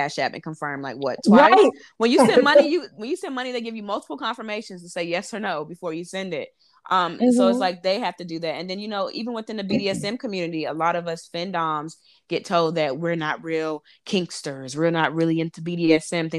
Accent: North Carolina, United States; moved away as an adult; also born or lived in Harlem, New York / Brooklyn, New York; now in New York City, United States; I'm from North Carolina, born and raised, lived there 23 years, but I started my career in New York.

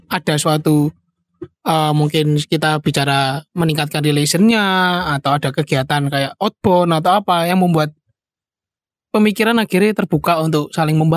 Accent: Malang, East Java, Indonesia; Iya, Yo kan gak memang Banyuwangi toh. Aku wong Malang

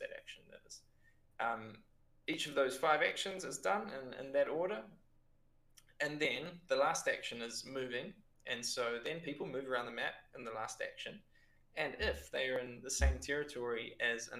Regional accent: Lower Hutt, Wellington, New Zealand; moved away as an adult; now in Pisa, Italy; I'm from Lower Hutt

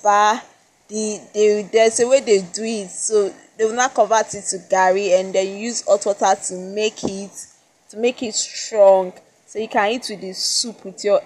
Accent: Edo, Nigeria; first language Esan; English is a second language; I was born in Nigeria. I've lived in Nigeria

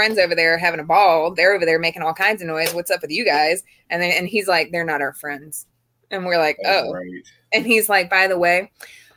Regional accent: Florida, United States; I'm from Florida

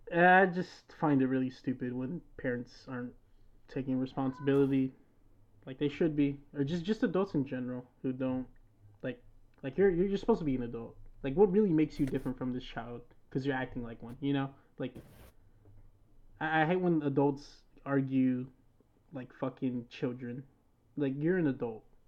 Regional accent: United States; I was born in America

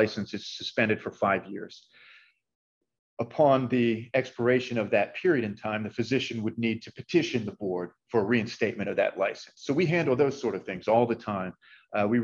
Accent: Masontown, Pennsylvania, United States; I'm actually from south of Pittsburgh, rural greater Pittsburgh area

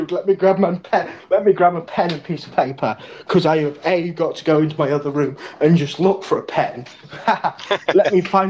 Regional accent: United Kingdom; I am from the United Kingdom.

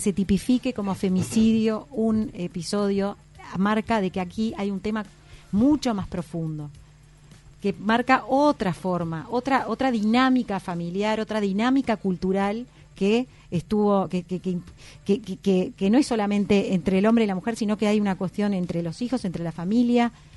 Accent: Dolores, Soriano, Uruguay; also born or lived in Carrasco, Montevideo; me crié prácticamente toda mi adolescencia en, en Dolores, en el departamento de Soriano

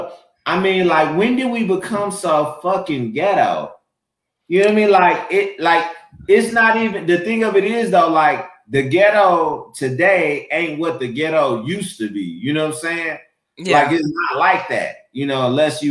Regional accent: Flint, Michigan, United States; moved away; I grew up in Flint, and you know, like, if you didn't work in the shop or had a job, like, it was a blue collar town

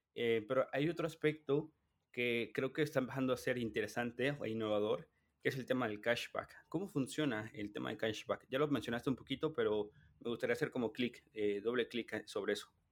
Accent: Mexico; mi percepción como mexicano

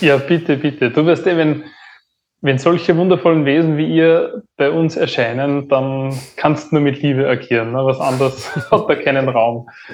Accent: Upper Austria, Austria; geboren in Oberösterreich

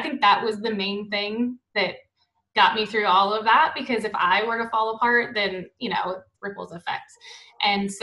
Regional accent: New Orleans, Louisiana, United States; moved away; we're from New Orleans

